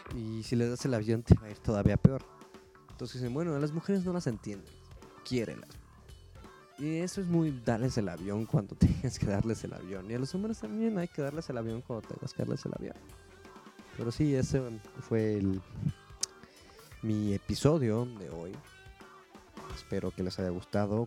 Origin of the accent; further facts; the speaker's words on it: Mexico; Es lo que nos toca hacer a los mexicanos. Somos chingones